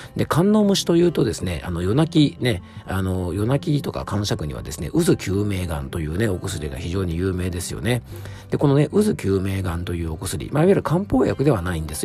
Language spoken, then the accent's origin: Japanese; Yamanashi, Japan; 地元の山梨県